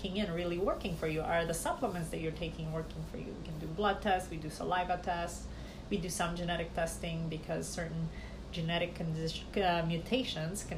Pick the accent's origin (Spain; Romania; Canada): Romania; moved away; growing up in Romania